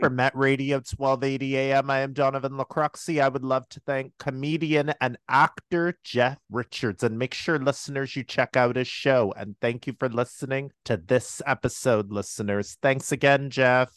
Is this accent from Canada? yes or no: yes; Toronto, Ontario, Canada; We're both from Toronto